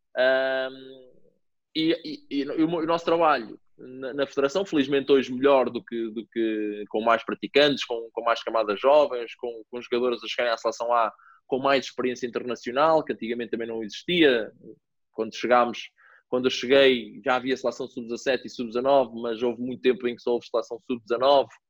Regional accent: Mortágua, Centro, Portugal; also born or lived in Viseu / India; comecei aqui na, na, na vila onde, onde, eu cresci, no Mortágua Futebol Clube

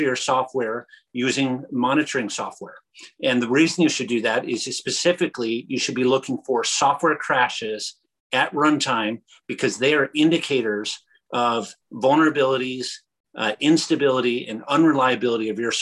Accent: Michigan, United States; growing up in Michigan

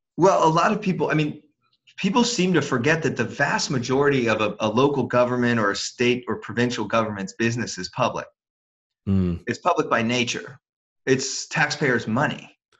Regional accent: Washington, District of Columbia, United States; I grew up in Washington D.C.

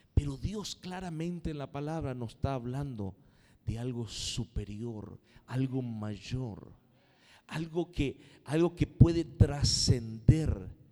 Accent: Argentina; Somos argentinos

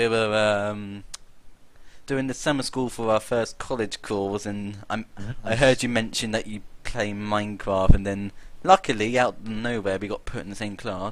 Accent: United Kingdom; Obviously, we're British.

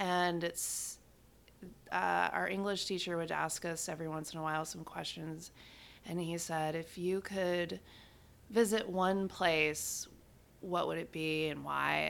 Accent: West Monroe, Louisiana, United States; born in Louisiana

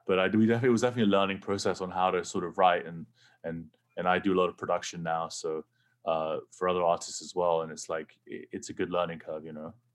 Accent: England, United Kingdom; now in United States; growing up in England, pretty much no one had guns

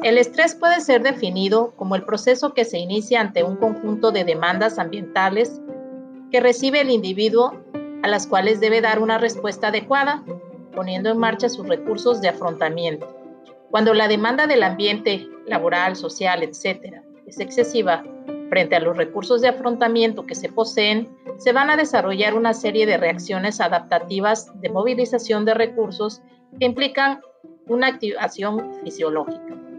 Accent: Mexico

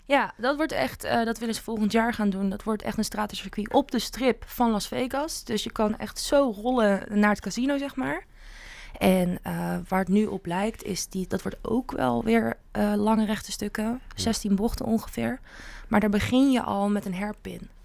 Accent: Netherlands; ik als Nederlander

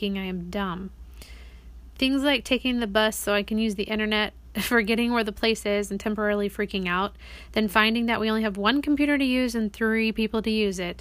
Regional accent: United States; also born or lived in Brazil; I am introduced as the American friend

